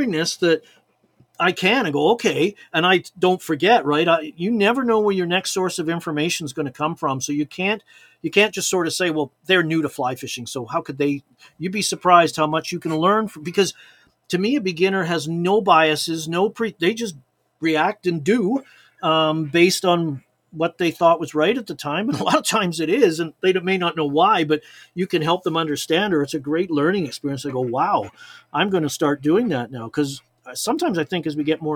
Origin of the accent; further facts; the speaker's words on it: Chilliwack, British Columbia, Canada; also born or lived in Liverpool, England; growing up in British Columbia